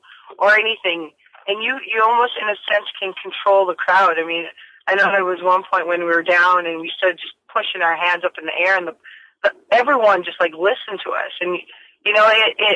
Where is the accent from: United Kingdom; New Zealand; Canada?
Canada; Vancouver, British Columbia; BC Place in Vancouver because that's my hometown